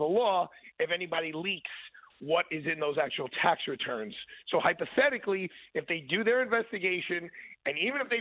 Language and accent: English; New York, United States; I'm a New Yorker and I listen to WABC on a very regular basis